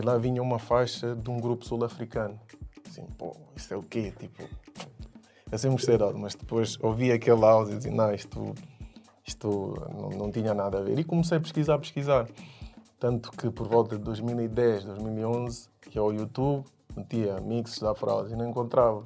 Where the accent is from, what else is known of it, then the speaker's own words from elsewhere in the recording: Coimbra, Centro, Portugal; also born or lived in Guinea-Bissau; now in Lisbon, Portugal; sou guineense. Um, cresci em Coimbra